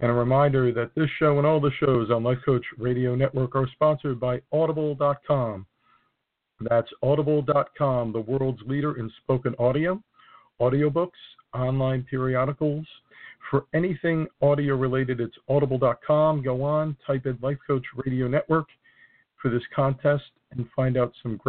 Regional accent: New Jersey, United States; mostly in the northern part of my home state

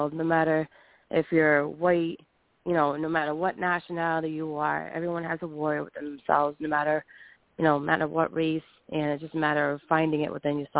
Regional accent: Rhode Island, United States; I am actually from Rhode Island, from the East Coast

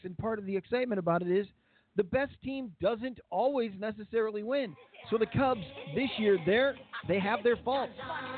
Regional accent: Kirkland, Illinois, United States; Kirkland is in Illinois. Like, my hometown.

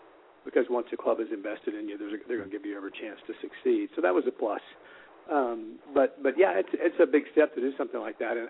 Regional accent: Houston, Texas, United States; I grew up here in Houston, went to Reagan High School here in town

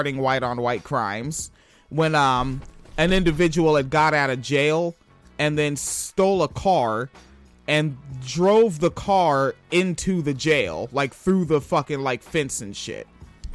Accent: Spanaway, Washington, United States; I'm from Washington State. I spent my childhood in Spanaway.

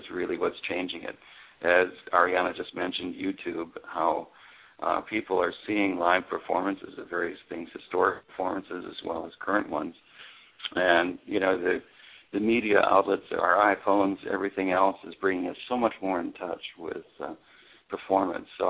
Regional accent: North Dakota, Minnesota, Midwest, United States; moved away; I grew up in North Dakota, Minnesota, in the center of the country.

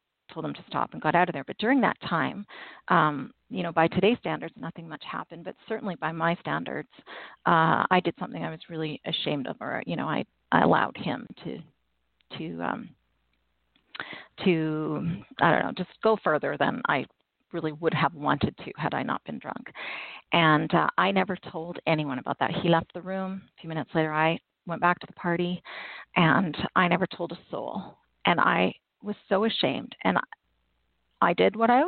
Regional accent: Canada; I'm Canadian

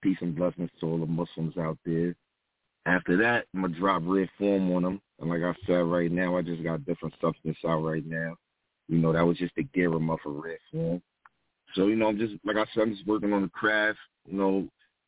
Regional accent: New York City, New York, United States; now in Richmond, United States; I'm from Far Rockaway, Queens

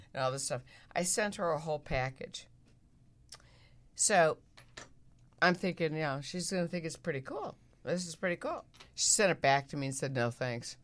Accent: Midwest, United States; moved away; I'm a girl from the Midwest

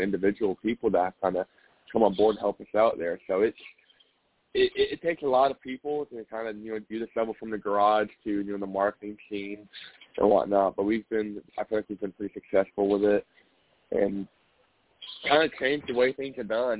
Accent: Indianapolis, Indiana, United States; I'm from Indianapolis

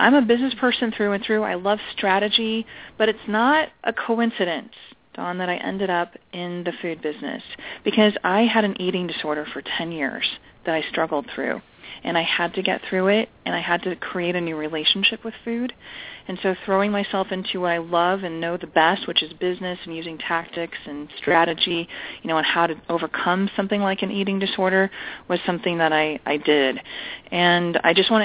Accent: California, United States; moved away as an adult; now in Long Island, United States; I'm originally from California, so I'm a California girl

